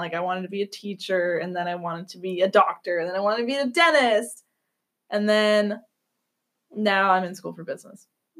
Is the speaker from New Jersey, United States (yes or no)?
no; Georgia, United States; also born or lived in Renton, Washington; I was born in Kent or Renton, Washington, not D.C., the state, Washington State. We moved around a lot because my dad was a piece of shit, and, yeah. So, from Washington, I was raised in Georgia